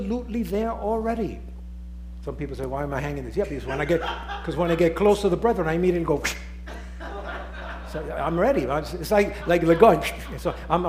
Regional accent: New York City, New York, United States; accent: Nuyorican; my accent is New Yorican

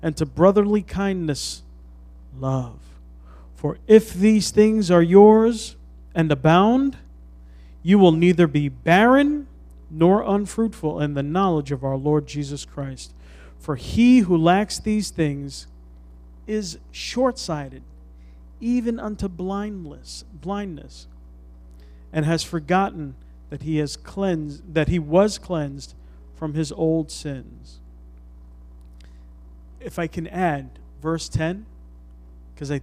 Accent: New York City, New York, United States; we're from the Bronx

